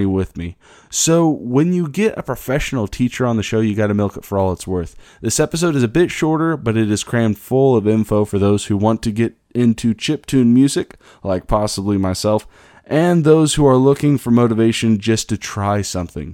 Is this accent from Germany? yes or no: no; Kansas, United States; my hometown in Kansas